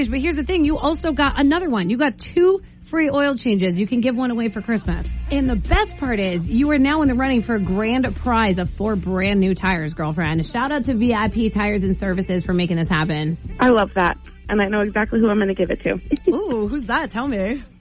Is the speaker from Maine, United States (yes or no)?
yes; Lewiston, Maine, United States; I'm from Lewiston, Maine.